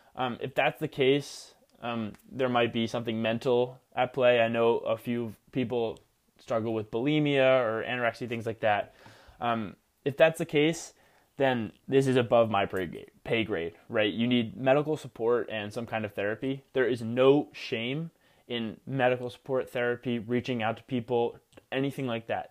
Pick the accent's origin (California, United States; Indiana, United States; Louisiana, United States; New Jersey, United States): New Jersey, United States; Rutgers University in my home state of New Jersey